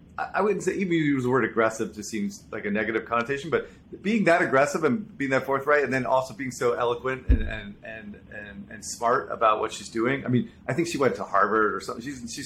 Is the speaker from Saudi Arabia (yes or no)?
yes; Jubail, Eastern Province, Saudi Arabia; I grew up in Saudi Arabia, so I kind of understand the nomadic lifestyle of expats, which is different, unique background.